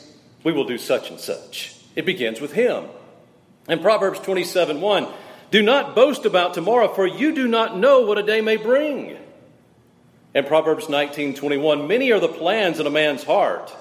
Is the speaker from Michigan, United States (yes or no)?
no; South Mississippi, United States; I was raised in South Mississippi, about 8 miles from M.M. Roberts Stadium